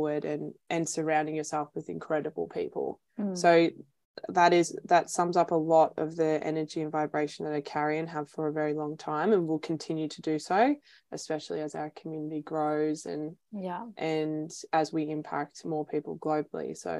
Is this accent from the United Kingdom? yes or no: no; Melbourne, Victoria, Australia; moved away as an adult; now in Sunshine Coast, Australia; I'm originally from Melbourne